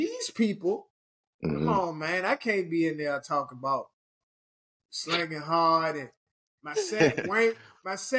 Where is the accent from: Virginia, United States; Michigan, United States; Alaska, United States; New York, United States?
Virginia, United States; Richmond; moved away